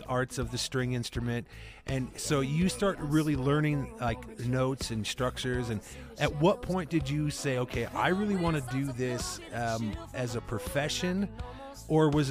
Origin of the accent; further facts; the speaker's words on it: Cedar Rapids, Iowa, United States; I grew up in the Midwest, so I'm from Iowa